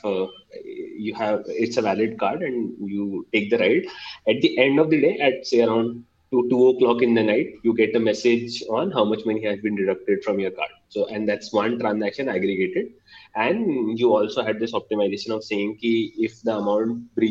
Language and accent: English; India; as an Indian